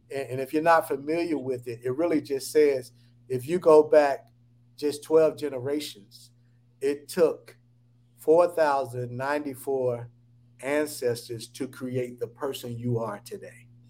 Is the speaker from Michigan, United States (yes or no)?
no; Atlanta, Georgia, United States; I'm based in Atlanta. I'm from Atlanta.